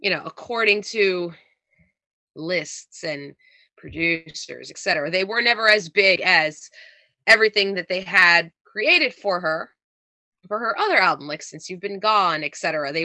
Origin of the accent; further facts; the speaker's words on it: New Jersey, United States; accent: Jersey; I try to sound as un-Jersey as I can sometimes for podcasts